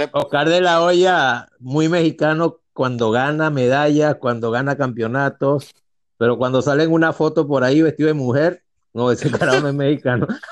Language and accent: Spanish; Venezuela; also born or lived in Spain; yo soy, un venezolano que nació en España, pero ni me acuerdo de España. Yo soy muy venezolano